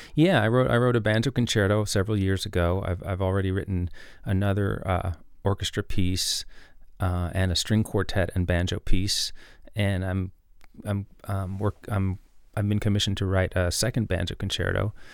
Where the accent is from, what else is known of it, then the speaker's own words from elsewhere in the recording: New York City, New York, United States; I grew up in New York City